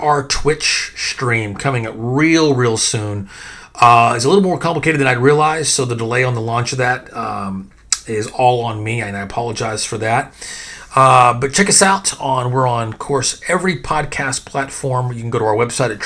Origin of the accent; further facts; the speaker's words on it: Texas, United States; I'm from Texas